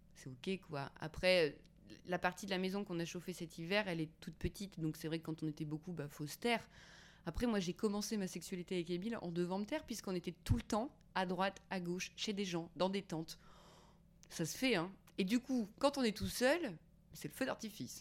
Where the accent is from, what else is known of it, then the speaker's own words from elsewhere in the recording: Auvergne-Rhône-Alpes, France; moved away; also born or lived in Paris; je viens d'Auvergne.